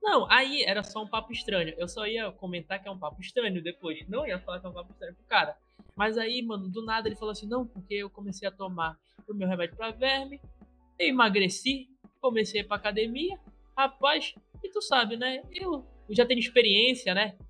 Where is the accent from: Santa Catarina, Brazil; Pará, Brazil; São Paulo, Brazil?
Pará, Brazil; eu sou do Pará.